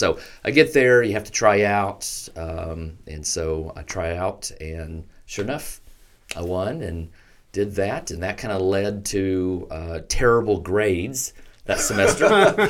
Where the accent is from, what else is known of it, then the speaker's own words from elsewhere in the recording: Ardmore, United States; So I grew up in Ardmore with a faithful Christian parents. We were at church a lot of the times that the doors were open.